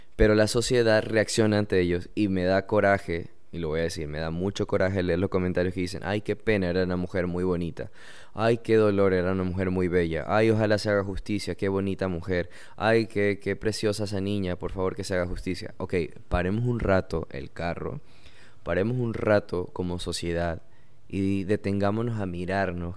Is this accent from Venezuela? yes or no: no; Ecuador; yo soy de Ecuador